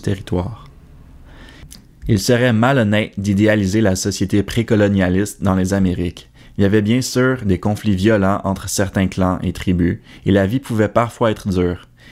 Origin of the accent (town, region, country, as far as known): Quebec, Canada